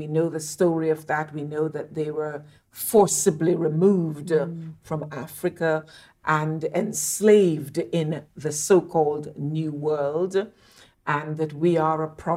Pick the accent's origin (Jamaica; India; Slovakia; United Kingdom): Jamaica; Montego Bay, Saint James; moved away; I'm very lucky to have been born and brought up in Montego Bay, Jamaica